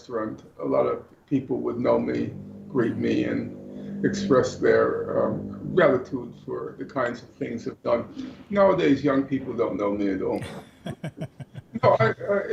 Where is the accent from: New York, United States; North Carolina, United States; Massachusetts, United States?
New York, United States; New York City; I grew up in New York City, and I attended college in New York